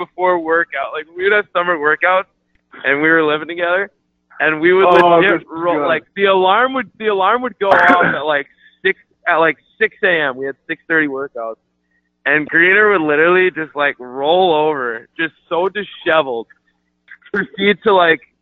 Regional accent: Long Island, New York, United States; I'm from Long Island

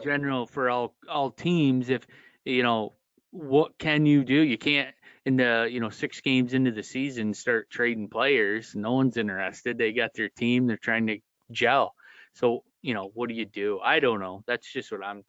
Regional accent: Canton, New York, United States; we're all from Canton, New York

